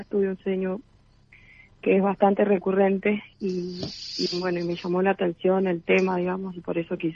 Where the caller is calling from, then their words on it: San Juan, Argentina; also born or lived in Entre Ríos; Em, estoy en San Juan, aunque he vivido varios, varios años en Entre Ríos, pero actualmente estoy en San Juan, este, viviendo acá con mi padre.